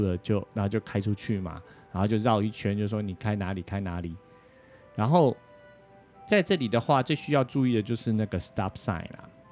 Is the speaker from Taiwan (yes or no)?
yes; Taiwan; now in United States; 我们台湾人来考驾照